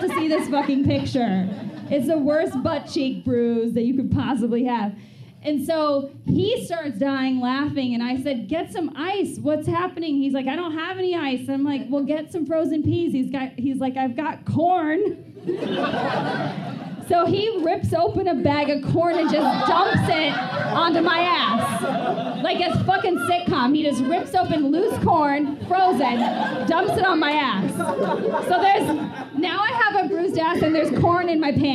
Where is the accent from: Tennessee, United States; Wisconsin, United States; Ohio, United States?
Wisconsin, United States; moved away; also born or lived in Chicago; I'm born and raised in Wisconsin